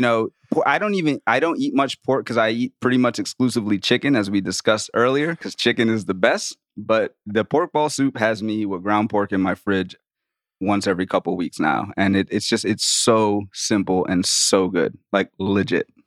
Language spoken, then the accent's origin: English; New Orleans, Louisiana, United States; I grew up in Louisiana, man. I grew up in New Orleans.